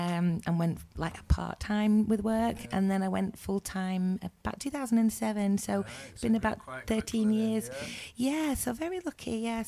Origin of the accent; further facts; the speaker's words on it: Preston, North West England, United Kingdom; also born or lived in Bridlington; now in Driffield, United Kingdom; I'm from Preston in Lancashire, but I live in Driffield, East Yorkshire.